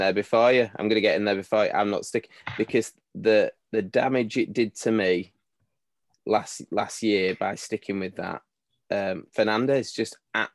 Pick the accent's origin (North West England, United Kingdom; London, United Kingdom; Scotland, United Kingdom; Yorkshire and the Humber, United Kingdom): Yorkshire and the Humber, United Kingdom; Leeds; born and raised in Leeds